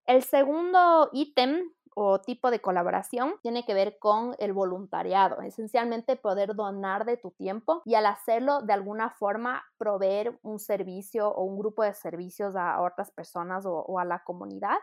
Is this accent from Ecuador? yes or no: yes; Ecuador; also born or lived in United Kingdom; soy una ecuatoriana de 30 años